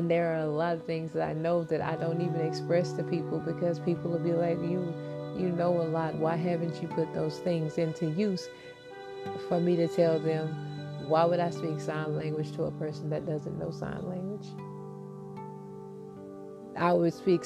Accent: United States; as American citizens

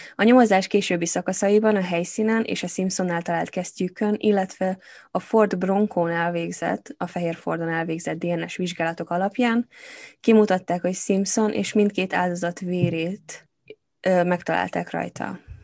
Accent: Hungary; now in England, United Kingdom; én magyar vagyok itt Angliában, attól engem is ér rasszizmus folyamatosan, mert nem vagyok brit

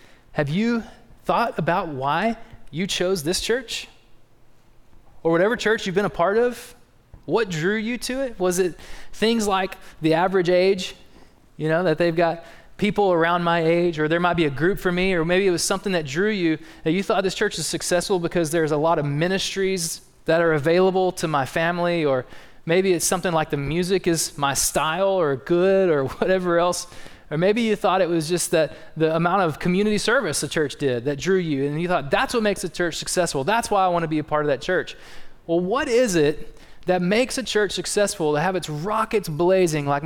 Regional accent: East Texas, United States; also born or lived in South Dakota; Jill and I, even though we're from East Texas, we spent 5 years up there planting churches

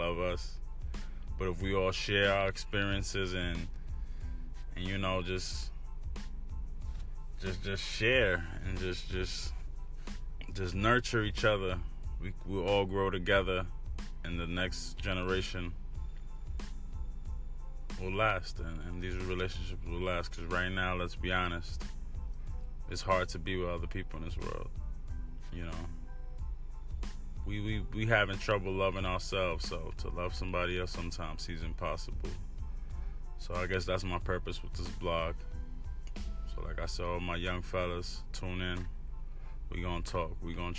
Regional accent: New York City, New York, United States; moved away as an adult; now in Orlando, United States; Born and raised in New York City, but now I live in the South, Florida, you know.

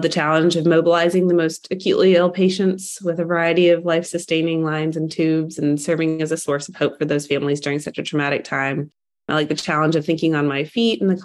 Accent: Atlanta, Georgia, United States; moved away as an adult; also born or lived in Birmingham, Alabama; now in Nashville, United States; I grew up in the Atlanta area

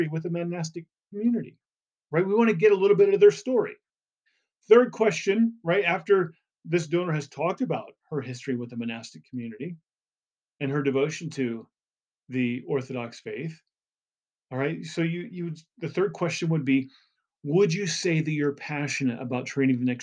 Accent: Indiana, United States; I grew up in Indiana

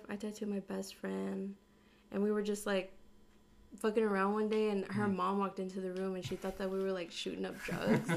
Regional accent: Charlotte, North Carolina, United States; also born or lived in Texas; I was born and raised in Charlotte.

